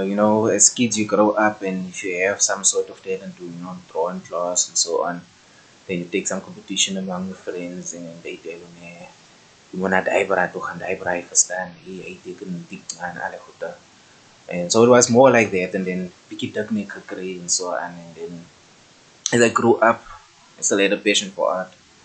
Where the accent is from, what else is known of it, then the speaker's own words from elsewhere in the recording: Kimberley, Northern Cape, South Africa; also born or lived in Johannesburg / Bloemfontein; I was born in Kimberley, but I grew up in Johannesburg in grade 9. That was about 2011, 2012, I'm not sure. Then we relocated back to Kimberley.